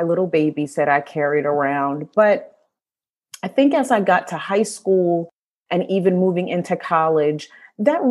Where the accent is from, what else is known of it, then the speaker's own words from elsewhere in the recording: New York, United States; moved away as an adult; also born or lived in Midwest; now in Northern Virginia, United States; I'm a native New Yorker, born and raised in New York, currently living in Northern Virginia